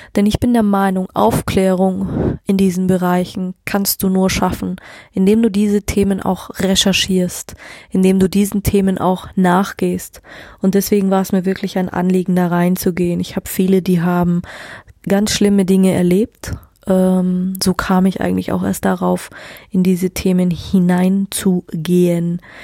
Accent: Germany; ich bin hier auf dem Land groß geworden

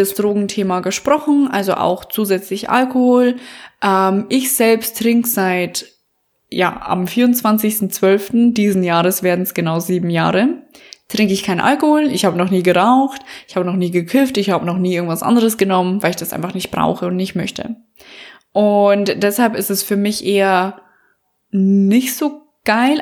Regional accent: Bavaria, Germany; accent: Bavarian dialect; now in Berlin, Germany; es ist gar kein Akzent, sondern Dialekt, denn ich bin aus Bayern.

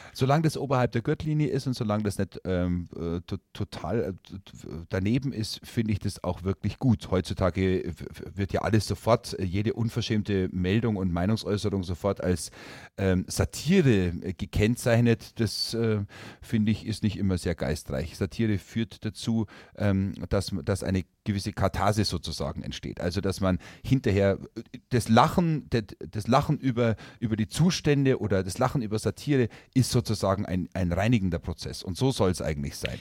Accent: Herrsching am Ammersee, Bavaria, Germany; moved away; ich bin zwar gebürtiger Oberbayer, ich bin in Herrsching am Ammersee oder in der Nähe von Herrsching am Ammersee geboren, aber mein Vater ist Oberfranke

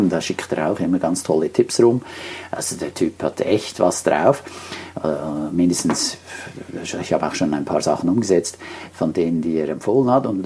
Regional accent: Switzerland; Und wenn du so willst, als Schweizer ist ja fast alles international.

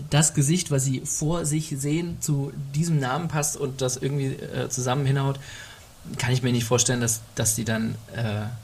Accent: Germany; ich bin Mensch mit Migrationsdefizit, ich bin in Deutschland groß geworden äh, und äh, bin noch nicht mal innerhalb Deutschlands großartig migriert

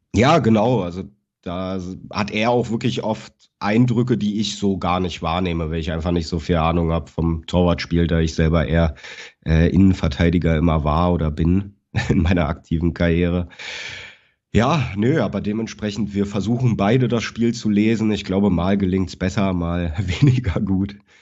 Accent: Berlin, Germany; moved away as an adult; now in Cologne, Germany; ich bin geboren und aufgewachsen in Berlin-Schöneberg

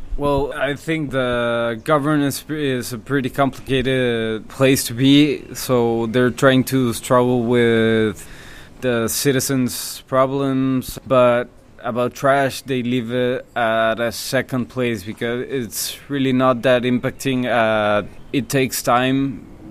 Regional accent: Monterrey, Nuevo León, Mexico; now in Playa del Carmen, Mexico; I'm from Monterrey, Monterrey, Mexico

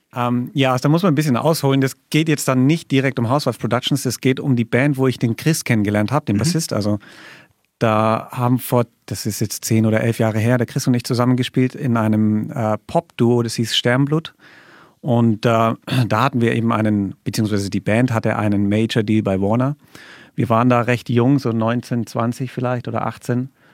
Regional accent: Allgäu, Bavaria, Germany; ich komme aus dem Allgäu

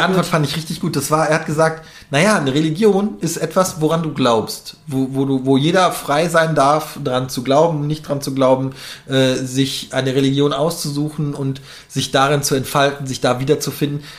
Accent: North Rhine-Westphalia, Germany; moved away as an adult; now in Berlin, Germany; ich komme aus NRW

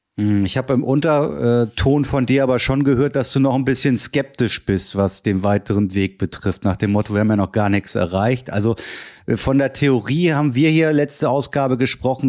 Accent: Germany; bei uns in Deutschland

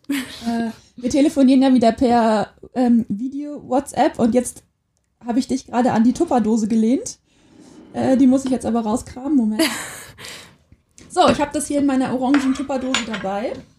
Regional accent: Quakenbrück, Lower Saxony, Germany; now in Osnabrück, Germany; Ich komme eigentlich aus aus Quakenbrück in Niedersachsen und ich wohne jetzt in Osnabrück

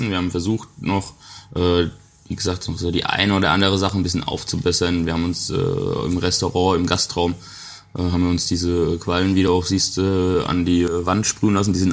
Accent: Bavaria, Germany; weil das auch ein bisschen mit meiner Heimat mich verbindet, weil es ist ja quasi noch so der letzte Zipfel Bayern

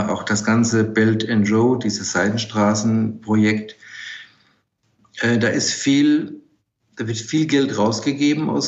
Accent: Germany; denke, wir können als Deutsche und als baden-württembergische Industrie äh, davon profitieren

